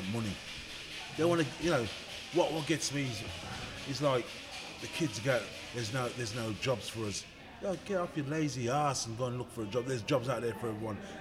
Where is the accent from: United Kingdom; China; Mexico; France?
United Kingdom; Birmingham, West Midlands; moved away as an adult; also born or lived in Burton upon Trent / Coventry; I'm from Birmingham. I'm from Handsworth. And I never really suffered racism until I moved to Coventry.